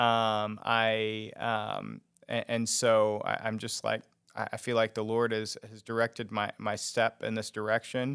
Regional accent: Rose Hill, Kansas, United States; I grew up in, uh, actually Rose Hill, um, is the town I grew up

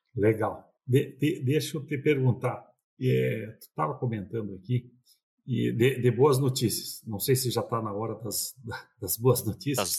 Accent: Passo Fundo region, northwest Rio Grande do Sul, Brazil; a gente é do interior do Rio Grande do Sul, no, noroeste do Rio Grande do Sul. E ali na região de Passo Fundo

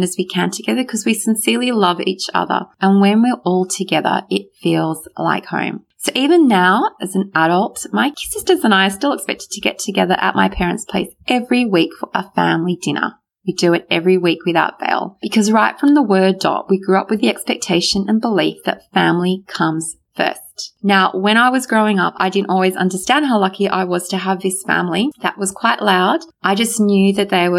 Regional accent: Australia; English is a second language; I actually went to school even not knowing how to speak a word of English, even though I was born here in Australia

